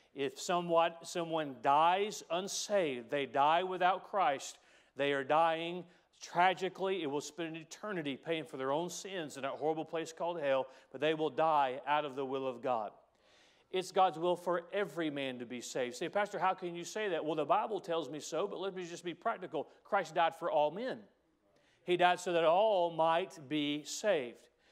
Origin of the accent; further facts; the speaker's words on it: United States; we as Americans